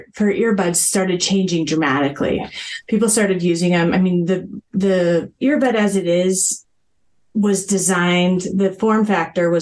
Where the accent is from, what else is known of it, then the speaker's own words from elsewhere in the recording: Boulder, Colorado, United States; moved away as an adult; I grew up in Boulder, Colorado